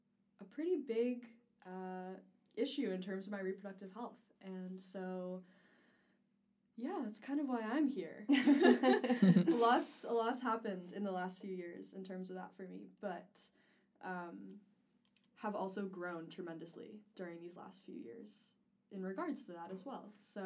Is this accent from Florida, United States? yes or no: no; New York area, United States; moved away; I'm originally from the New York area.